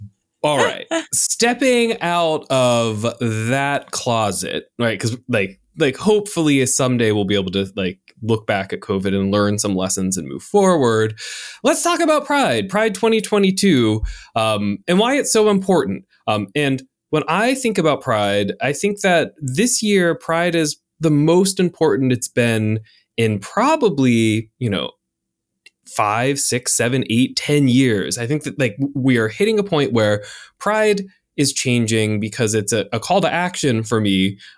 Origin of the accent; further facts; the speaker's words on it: North Carolina, United States; now in Florida, United States; I mean, I'm from North Carolina originally, so like it's all a wash.